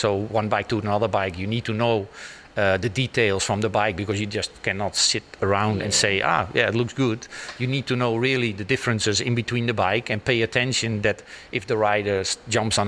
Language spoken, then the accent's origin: English; Netherlands; born or raised there